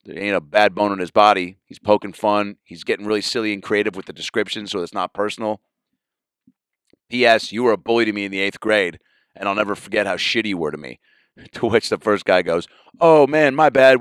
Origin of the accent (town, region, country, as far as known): Seattle, Washington, United States